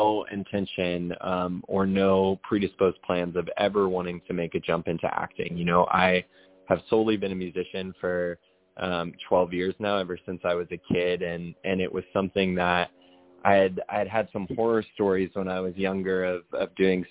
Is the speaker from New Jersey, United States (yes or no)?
no; Oklahoma, United States; I'm from Oklahoma, and still live here to this day